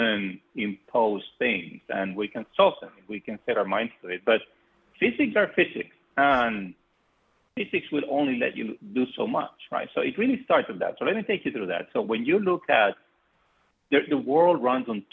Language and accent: English; Colombia; moved away as an adult; I am from Colombia originally, and I came to MIT as an undergrad master's student